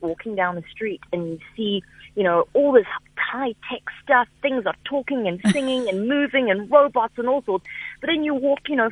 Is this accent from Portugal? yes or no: no; South Africa; also born or lived in Japan; raised here in SA